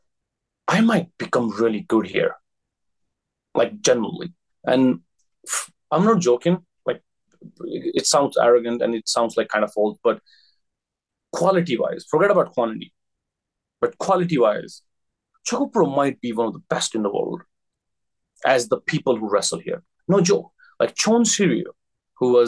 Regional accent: India; moved away as an adult; now in Japan; I'm from India

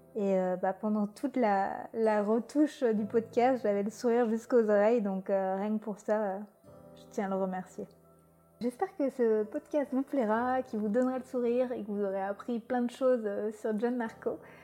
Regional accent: Brittany, France; moved away; also born or lived in Paris; je cueillais des petits pois quand j'étais petite en Bretagne

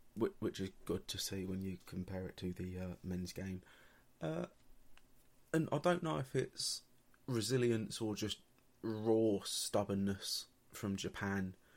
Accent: England, United Kingdom; for being English

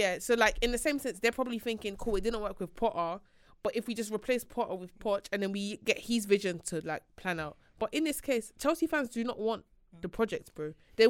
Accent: Nigeria; Yeah, I'm Nigerian.

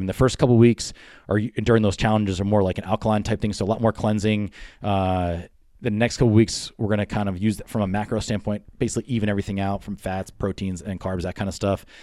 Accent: the Poconos, Pennsylvania, United States; moved away as an adult; I grew up in the Poconos, so again, from Pennsylvania.

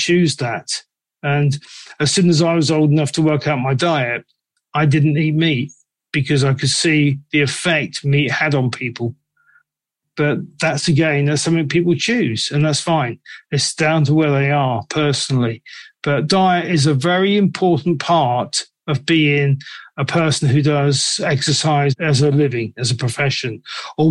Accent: England, United Kingdom; I'm from England

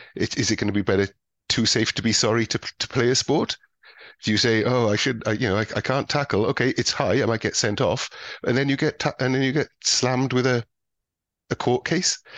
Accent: Welsh, Wales, United Kingdom; being Welsh

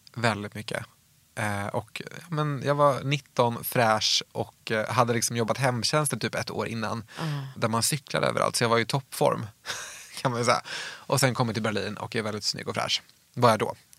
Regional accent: outside Uppsala, Uppsala County, Sweden; utanför Uppsala där jag växte upp

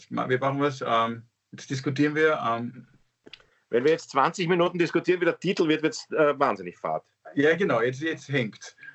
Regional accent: Austria; ich bin auch Österreicher, wir gewinnen auch manchmal.

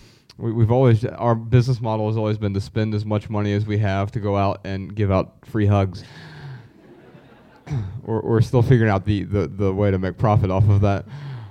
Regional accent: Dayton, Ohio, United States; moved away as an adult; So, yeah, I spent the first 31 years of my life there and absolutely love the city

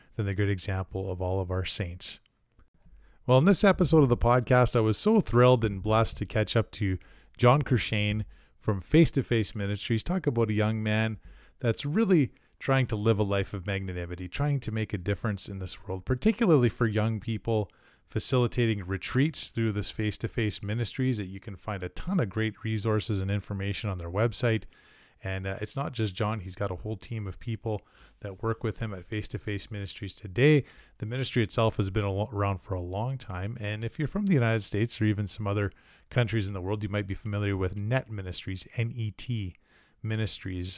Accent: Canada; Being a Canadian and a hockey fan

